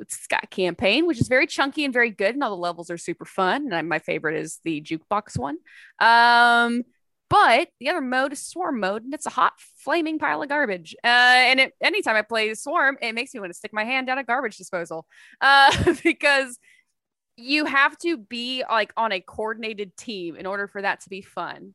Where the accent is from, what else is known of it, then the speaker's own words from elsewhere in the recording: Texas, United States; I worked at the Cinemark in my hometown